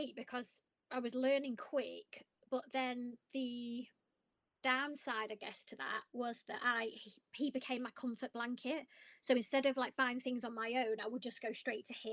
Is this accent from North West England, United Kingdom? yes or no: yes; Blackpool, North West England, United Kingdom; I'm from Blackpool